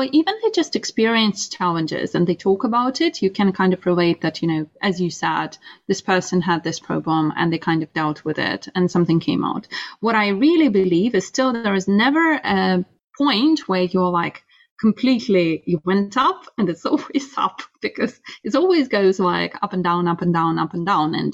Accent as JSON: {"language": "English", "country": "Russia", "tie": "born or raised there", "moved": "yes", "lives_now": "United Kingdom", "said": "growing up in Russia"}